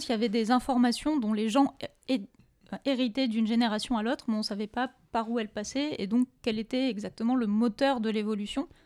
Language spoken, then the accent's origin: French; France; on peut se, glorifier un peu de ça en tant que Français